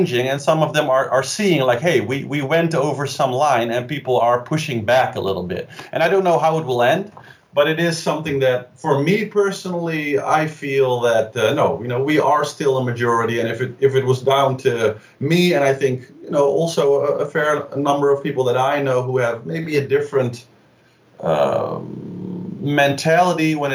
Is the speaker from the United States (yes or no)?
no; Amsterdam, North Holland, Netherlands; I'm from Amsterdam